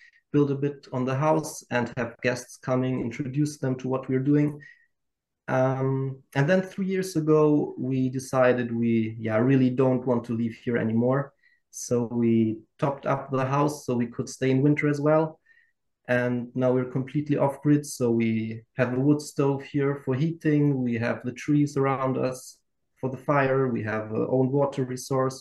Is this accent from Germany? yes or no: yes; Nuremberg, Bavaria, Germany; also born or lived in Tanzania; now in Transylvania, Romania; I was born in Germany